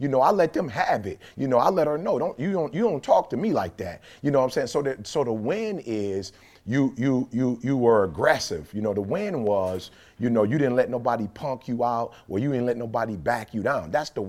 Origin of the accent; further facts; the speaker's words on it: Detroit, Michigan, United States; Oh, you get a lot out of it. You get, just growing up in Detroit, you get out of it.